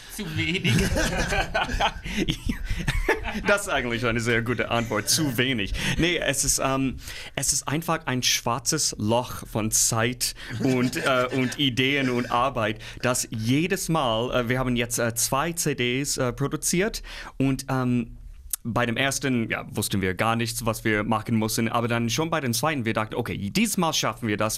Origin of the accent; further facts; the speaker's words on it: Midwest, United States; German is a second language; moved away as an adult; now in Nordhausen, Germany; Ich komme aus dem Mittelwest in den Staaten, so grüne Felder, große Wälder, sowas bin ich gewohnt.